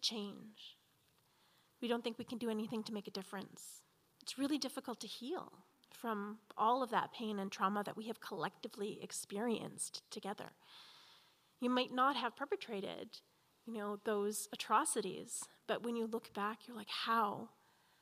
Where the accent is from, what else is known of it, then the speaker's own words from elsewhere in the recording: Edmonton, Alberta, Canada; I was born here in Edmonton in an old residential school hospital